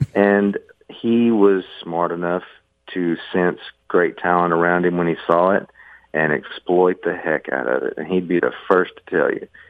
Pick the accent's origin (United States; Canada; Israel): United States; the South; growing up in the South when I did